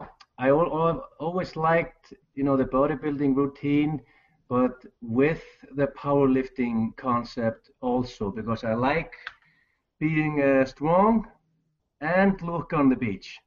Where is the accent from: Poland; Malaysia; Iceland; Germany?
Iceland; I am from Iceland, a tiny country in Europe. 300,000 people live here.